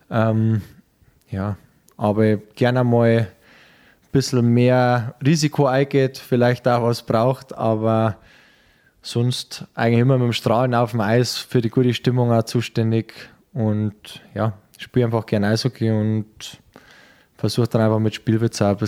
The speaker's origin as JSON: {"language": "German", "town": "Peißenberg", "region": "Bavaria", "country": "Germany", "tie": "born or raised there", "lives_now": "Munich, Germany", "said": "wir suchen gerade eine Wohnung in München, welche Ecken waren gut, wir haben Familie, ich bin in Peißenberg äh, aufgewachsen."}